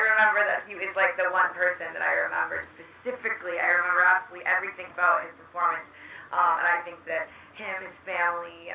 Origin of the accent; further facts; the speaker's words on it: Canada; also born or lived in Calgary, Alberta; I'm Canadian